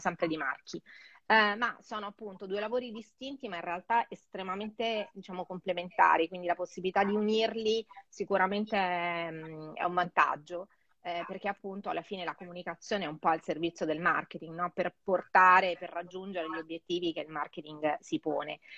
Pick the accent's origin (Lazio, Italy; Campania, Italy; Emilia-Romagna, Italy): Lazio, Italy; Rome; moved away as an adult; also born or lived in Geneva; now in Milan, Italy; E poi sono tornata a Roma, eh, appunto io sono romana, quindi sono tornata a casa